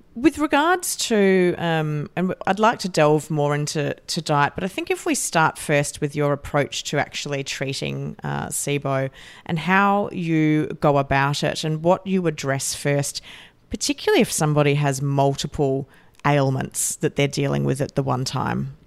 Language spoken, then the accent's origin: English; Australia; as an Aussie who's normally, uh, sitting in Australia